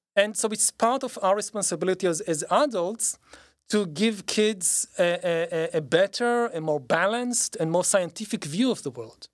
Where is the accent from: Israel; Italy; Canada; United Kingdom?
Israel; growing up in Israel